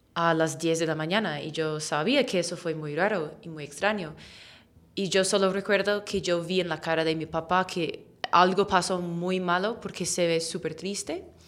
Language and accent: Spanish; Sea Cliff, New York, United States; Spanish is a second language; moved away as an adult; also born or lived in Spain; now in Colombia; mi pueblo que se llama Sea Cliff